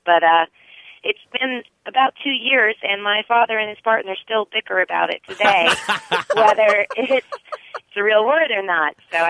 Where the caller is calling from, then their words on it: Gainesville, Florida, United States; I'm calling from Gainesville, Florida.